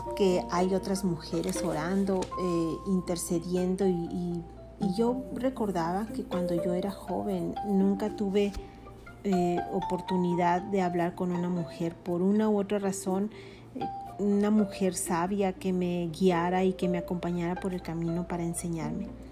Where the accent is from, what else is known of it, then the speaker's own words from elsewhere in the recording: Mexico; Soy mexicana